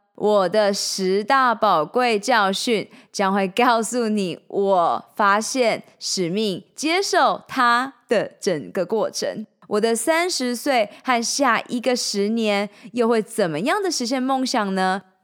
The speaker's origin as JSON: {"language": "Chinese", "region": "Changhua County", "country": "Taiwan", "tie": "born or raised there", "also_born_or_lived": "Taichung, Taiwan / Taipei, Taiwan / United States", "moved": "yes", "said": "我在彰化出生，在台中小明女中念完六年的女校，到了台北大学休闲运动与管理学系，接着到美国修习"}